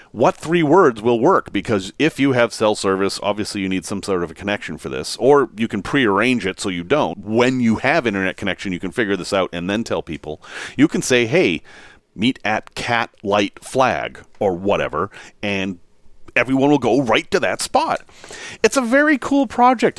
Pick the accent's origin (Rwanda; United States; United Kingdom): United States; Massachusetts; Growing up in Massachusetts